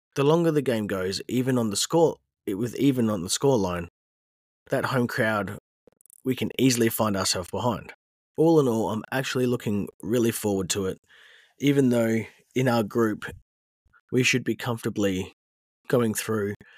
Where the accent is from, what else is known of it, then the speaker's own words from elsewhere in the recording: Australia; I am Australian